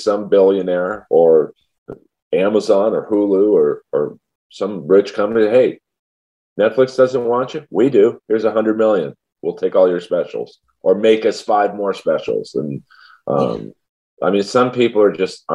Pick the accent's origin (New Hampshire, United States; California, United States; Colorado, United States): California, United States; Los Angeles; I was raised in Bel Air